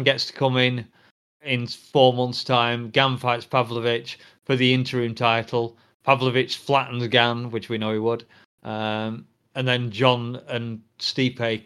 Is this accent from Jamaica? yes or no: no; England, United Kingdom; I'm a Brit, I'm English